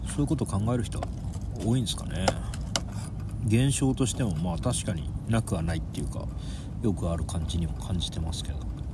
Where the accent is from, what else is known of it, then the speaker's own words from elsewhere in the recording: Onjuku, Chiba, Japan; moved away; 僕は海沿いの町で育ったんで